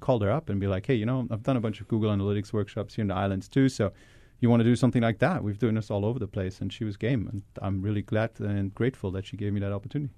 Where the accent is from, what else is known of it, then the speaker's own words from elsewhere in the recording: Germany; also born or lived in Hawaii; now in Boston, United States; really originally I'm from Germany